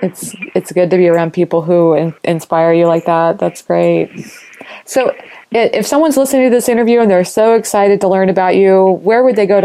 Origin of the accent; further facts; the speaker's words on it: Kansas City, United States; I haven't heard of a lot of … in this area. I'm from Kansas City.